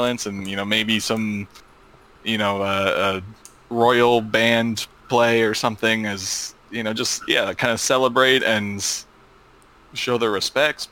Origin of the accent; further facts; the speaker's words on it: United States; me being American